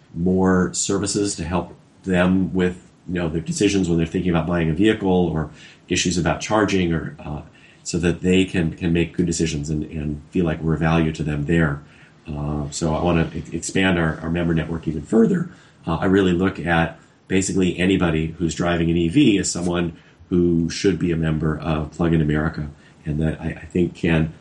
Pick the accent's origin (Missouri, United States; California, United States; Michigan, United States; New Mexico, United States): California, United States; Los Angeles; my hometown of Los Angeles